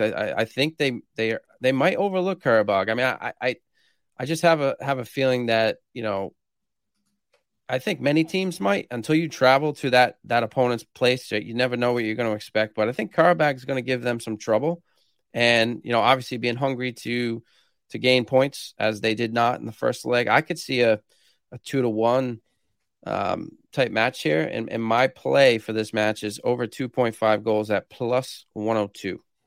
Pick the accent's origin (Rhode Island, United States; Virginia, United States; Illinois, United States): Rhode Island, United States; I'm from Rhode Island, which is the smallest state in the U S